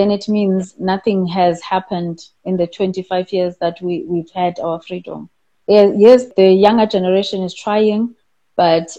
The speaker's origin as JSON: {"language": "English", "town": "Butterworth", "region": "Eastern Cape", "country": "South Africa", "tie": "born or raised there", "said": "I grew up in a small town called Butterworth"}